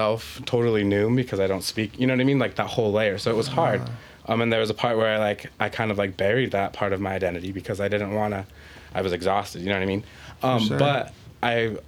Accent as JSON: {"language": "English", "town": "Bishop", "region": "California", "country": "United States", "tie": "born or raised there", "said": "my entire life, right, I grew up here in Bishop"}